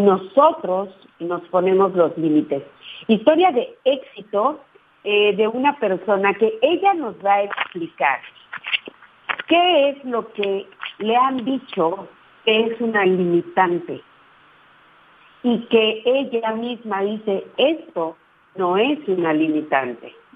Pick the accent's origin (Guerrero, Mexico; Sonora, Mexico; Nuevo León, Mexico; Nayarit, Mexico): Nayarit, Mexico; Ruiz; yo nací en Ruiz Nayarit, que es un pueblito allá